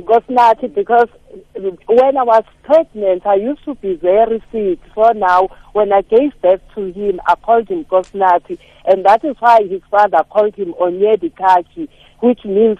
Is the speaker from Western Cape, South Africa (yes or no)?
no; Barberton, Mpumalanga, South Africa; We are from Mpumalanga in Barberton.